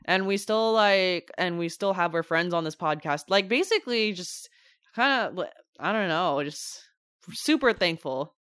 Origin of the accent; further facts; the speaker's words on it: San Francisco Bay Area, California, United States; we're from California, we're from the San Francisco Bay Area